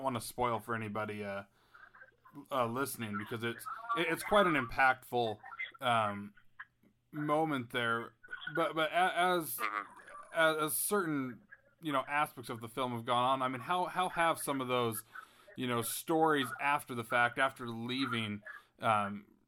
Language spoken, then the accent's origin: English; Salt Lake City, Utah, United States; I grew up in Salt Lake City